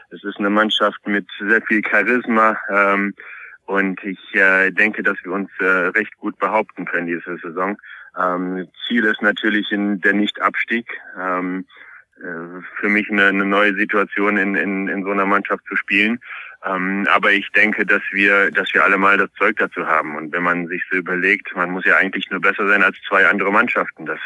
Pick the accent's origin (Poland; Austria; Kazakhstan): Poland; now in Germany; ich bin ja gebürtiger Pole. In Polen spricht man … aus.